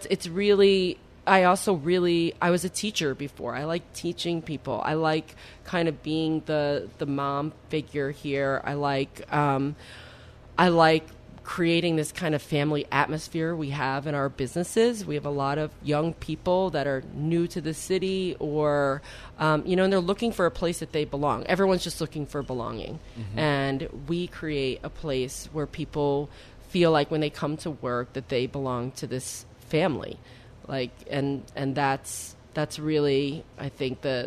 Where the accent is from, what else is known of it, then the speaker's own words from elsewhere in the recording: West Milford, New Jersey, United States; my hometown in West Milford, New Jersey